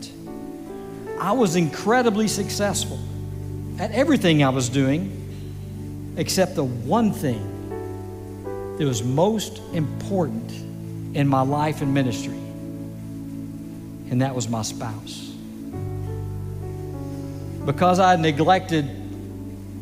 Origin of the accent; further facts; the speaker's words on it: Grand Prairie, Texas, United States; I'm actually a native Texan, born and raised in Grand Prairie, Texas